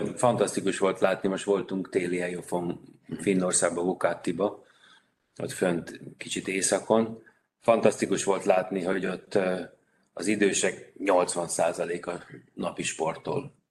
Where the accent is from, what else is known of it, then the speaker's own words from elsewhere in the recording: Vác, Pest, Hungary; Vácról jöttem, Vácot pedig azért volt sportolási lehetőség